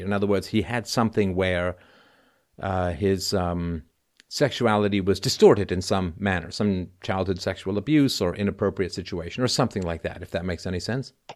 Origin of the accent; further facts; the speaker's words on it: England, United Kingdom; when I was growing up in England